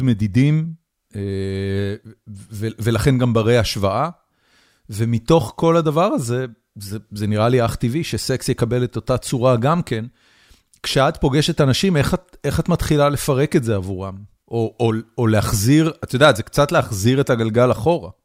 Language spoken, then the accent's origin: Hebrew; Israel; moved away as an adult; now in United States; אני גדלתי בישראל בשנות ה-70, 80 ואחרי זה 90